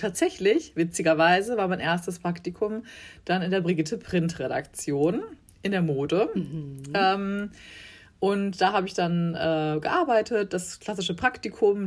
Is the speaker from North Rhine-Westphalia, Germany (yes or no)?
yes; Bielefeld, North Rhine-Westphalia, Germany; moved away as an adult; now in Hamburg, Germany; aufgewachsen bin ich aber in Bielefeld ein beschauliches äh, Städtchen in Nordrhein-Westfalen.